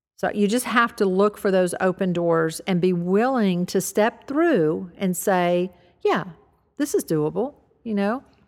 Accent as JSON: {"language": "English", "region": "the South", "country": "United States", "tie": "born or raised there", "said": "I grew up in the South"}